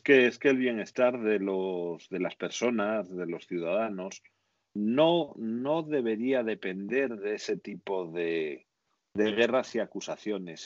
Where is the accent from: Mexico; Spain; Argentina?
Spain